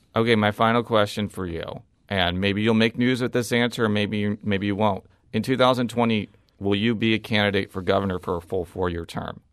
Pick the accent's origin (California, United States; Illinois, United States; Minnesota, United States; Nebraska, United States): Illinois, United States; now in Missouri, United States; I was born and raised in Illinois